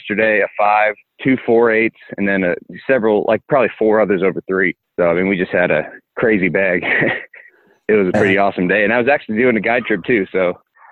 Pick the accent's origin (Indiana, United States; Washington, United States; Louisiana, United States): Washington, United States; Spokane; moved away as an adult; also born or lived in Wisconsin; I'm actually from Washington